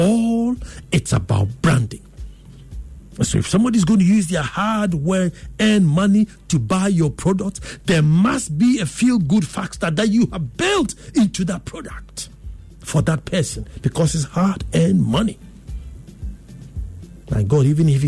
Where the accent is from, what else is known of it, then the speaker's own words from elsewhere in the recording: Ghana; I'm Ghanaian